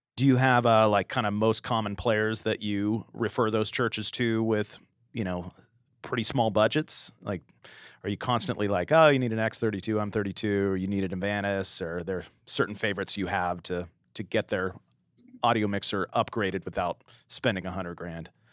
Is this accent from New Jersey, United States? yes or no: no; San Diego, California, United States; growing up in the San Diego area, Shadow Mountain Church